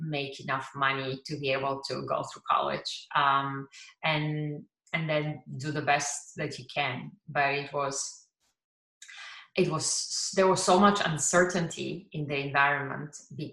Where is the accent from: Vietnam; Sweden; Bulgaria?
Bulgaria; Pazardzhik, Pazardzhik Province; moved away as an adult; now in United States; I was born in a middle-sized town called Pazarjik in Bulgaria. And I grew up in, we could call it, middle-class family.